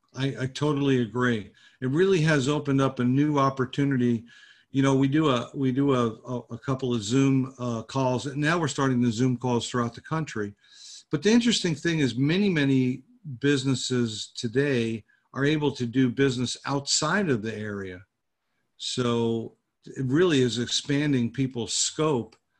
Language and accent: English; New Jersey, United States; moved away as an adult; also born or lived in Fort Lauderdale, Florida / Pompano Beach, Florida / Coconut Creek, Florida; now in Jupiter, United States; I was born in New Jersey